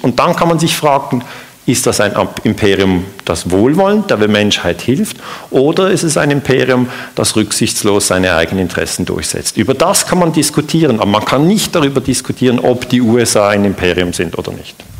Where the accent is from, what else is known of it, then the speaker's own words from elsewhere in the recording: Switzerland; ich bin ja aus der Schweiz.